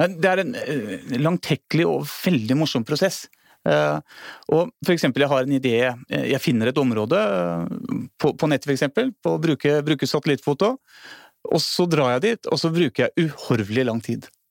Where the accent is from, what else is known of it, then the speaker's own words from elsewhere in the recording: Hvaler, Østfold, Norway; moved away; also born or lived in Hemsedal; jeg er født og oppvokst på Hvaler